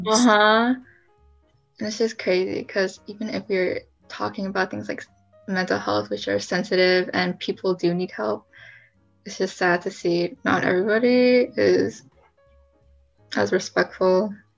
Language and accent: English; San Leandro, California, United States; I'm from San Leandro.